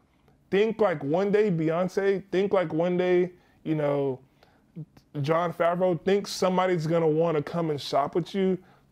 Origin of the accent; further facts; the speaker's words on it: Nigeria; so I'm Nigerian as well.